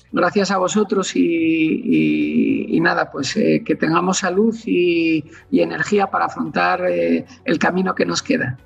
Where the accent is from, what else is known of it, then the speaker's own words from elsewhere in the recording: Asturias, Spain; como, buen asturiano